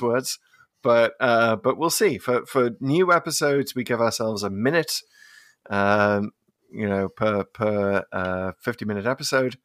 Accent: United Kingdom; growing up in Britain in the eighties

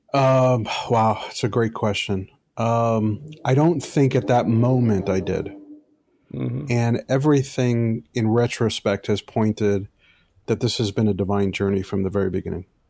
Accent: New York City, New York, United States; also born or lived in Michigan; I was raised in an Orthodox Jewish community in, in Brooklyn, New York

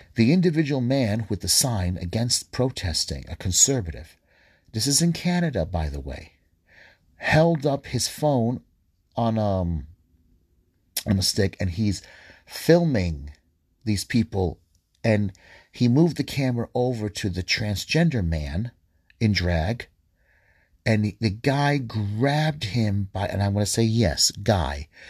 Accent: United States; I am American. I am a Middle Eastern descent, Arab, Palestinian, Egyptian

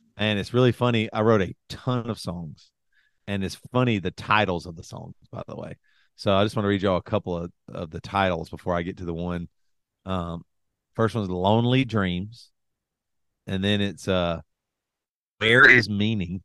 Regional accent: South Carolina, United States; growing up in South Carolina

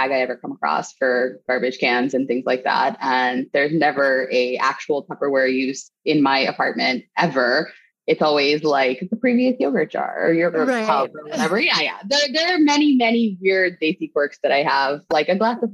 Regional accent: State College, Pennsylvania, United States; I grew up in State College, Pennsylvania, which is where Penn State University is

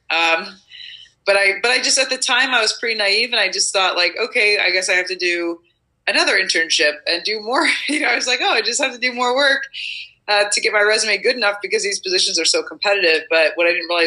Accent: Nebraska, United States; I'm from Nebraska, so happy to be a part of the Midwest uh, organization.

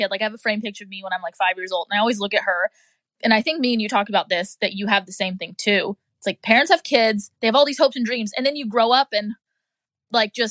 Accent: Jacksonville Beach, Florida, United States; I'm from the South Nine Jax Beach, whatever, shout out to Florida.

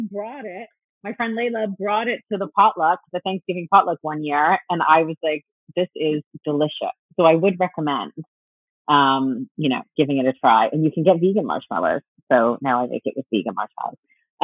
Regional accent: Virginia, United States; I'm from Virginia

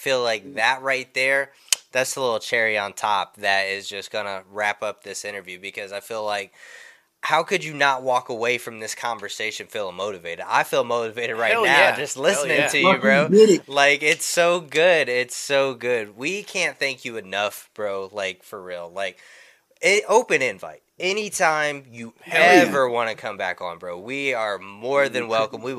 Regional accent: Indiana, United States; I'm from Indiana

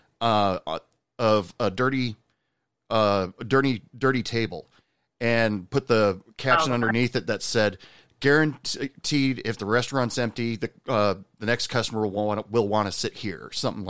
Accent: Oregon, United States; moved away; I'm originally from Oregon

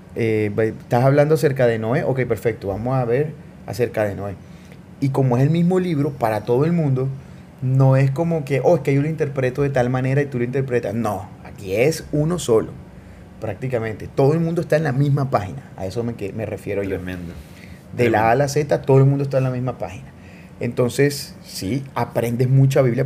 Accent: Barranquilla, Atlántico, Colombia; nací en Colombia, nací en Barranquilla. O sea, nada, yo nací ahí, crecí ahí

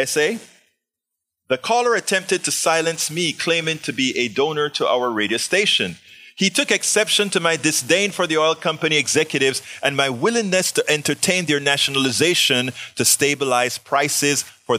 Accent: Panama; moved away; I'm from Panama

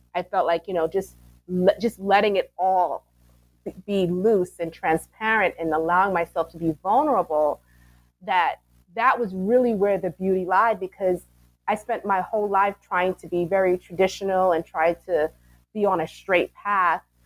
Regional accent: New York City, New York, United States; moved away as an adult; now in New Jersey, United States; I'm originally from Brooklyn, New York, and my elementary school is named after Langston Hughes.

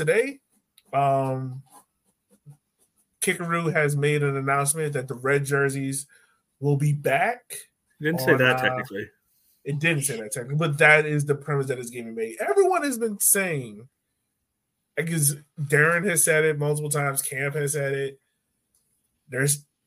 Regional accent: Richmond, Virginia, United States; growing up in Richmond

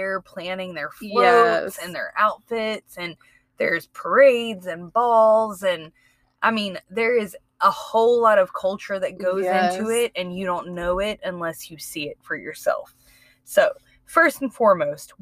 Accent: Mississippi, United States; I grew up in Mississippi

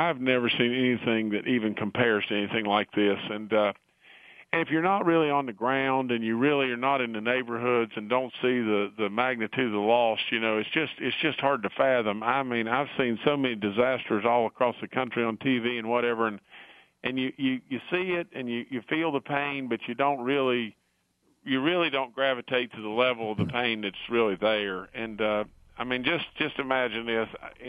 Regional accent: Beckley, West Virginia, United States; And I grew up in Beckley, West Virginia. I've been in West Virginia all my life.

